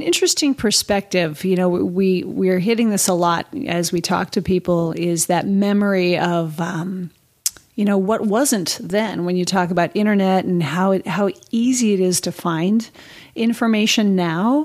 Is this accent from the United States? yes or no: yes; the Bay Area, California, United States; I grew up in California mm-hmm. and skateboarding was really big, you know, and roller skating and whatnot. Snowboarding, you know, especially growing up in the Bay Area